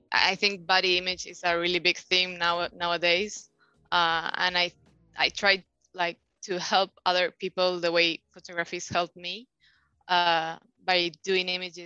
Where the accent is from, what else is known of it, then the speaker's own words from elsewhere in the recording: Buenos Aires, Argentina; I was born and raised in Argentina, Buenos Aires.